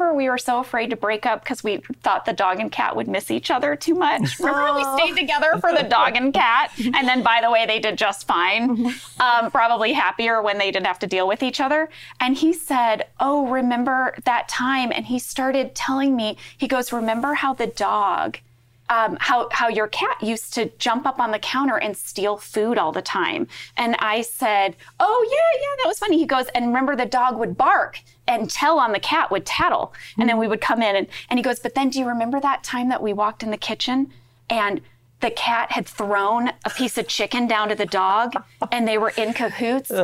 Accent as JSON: {"language": "English", "region": "Midwest", "country": "United States", "tie": "born or raised there", "moved": "yes", "said": "my Midwestern upbringing"}